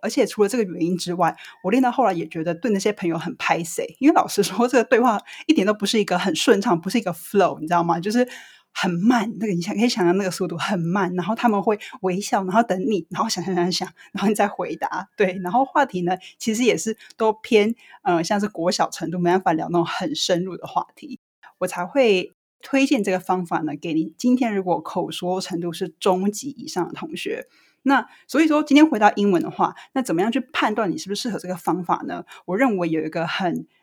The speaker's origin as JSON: {"language": "Chinese", "country": "Taiwan", "tie": "born or raised there", "said": "我是怎样在台湾土生土长，晋然还能练就一口流利英文"}